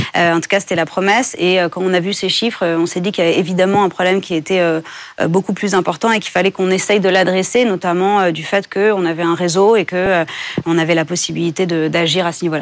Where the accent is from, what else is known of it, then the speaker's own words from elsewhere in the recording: France; j'ai grandi en France